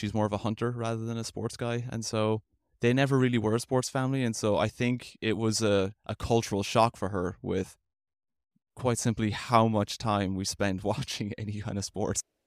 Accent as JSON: {"language": "English", "town": "Limerick", "region": "Munster", "country": "Ireland", "tie": "born or raised there", "moved": "as an adult", "lives_now": "Tulsa, United States", "said": "I'm from Limerick, Ireland. That's where I'm from"}